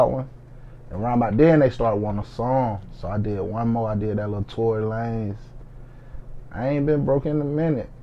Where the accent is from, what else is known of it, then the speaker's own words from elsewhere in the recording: Macon, Georgia, United States; I'm from Macon, Georgia, for y'all that don't know. I grew up in Macon Garden.